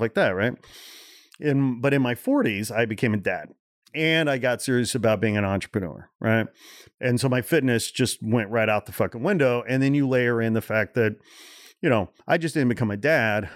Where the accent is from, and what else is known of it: Portage, Indiana, United States; born or raised there; also born or lived in Gary, Indiana